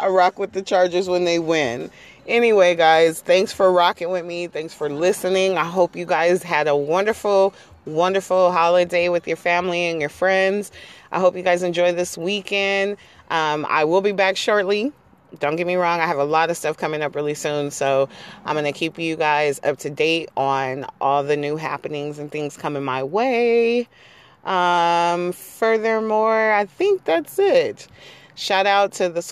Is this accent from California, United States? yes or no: yes; San Diego, California, United States; I'm from San Diego